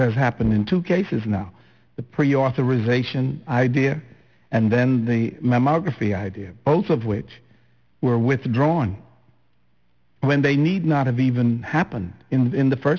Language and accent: English; Flatts, Bermuda; In Warwick, I was from Flats